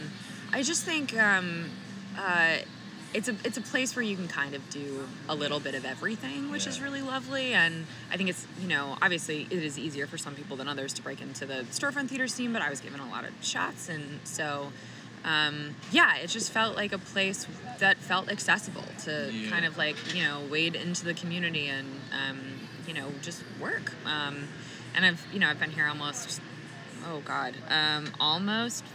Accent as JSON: {"language": "English", "region": "South Florida", "country": "United States", "tie": "born or raised there", "said": "I grew up in South Florida, and I took my first improv class at 12."}